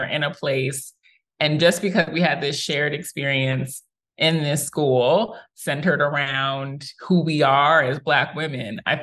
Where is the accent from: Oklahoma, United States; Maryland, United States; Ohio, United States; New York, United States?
New York, United States; New York City; moved away as an adult; now in Atlanta, United States; I am from Queens, New York. That is home. And I am celebrating 10 years in Atlanta this year